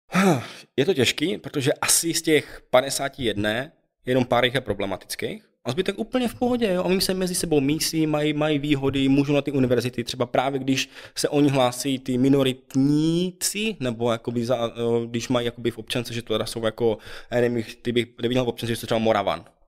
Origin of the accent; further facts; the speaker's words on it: Czechia; moved away as an adult; also born or lived in China; že jsem z Česka, že se bavím, že mluvím česky jako doma